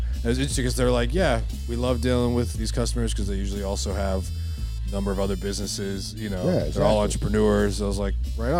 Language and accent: English; Maine, United States; from Maine, yeah.